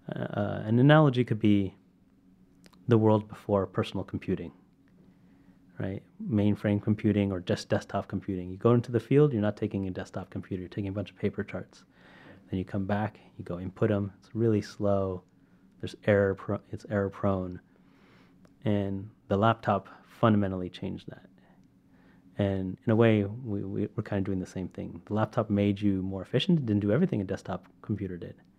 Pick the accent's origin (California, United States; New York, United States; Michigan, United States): California, United States; Sacramento; I'm from Sacramento